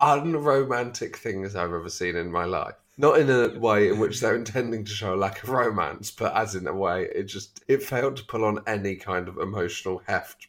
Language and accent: English; London, United Kingdom